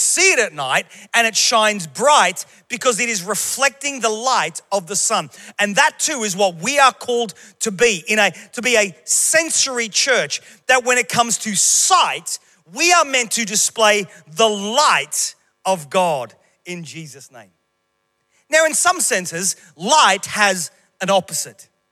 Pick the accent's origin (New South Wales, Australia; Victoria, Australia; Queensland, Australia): Queensland, Australia; moved away as an adult; Queensland, my home state